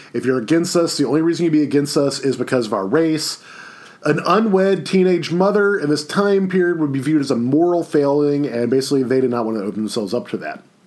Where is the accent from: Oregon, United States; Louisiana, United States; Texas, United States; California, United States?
Louisiana, United States; Baton Rouge; I grew up in Baton Rouge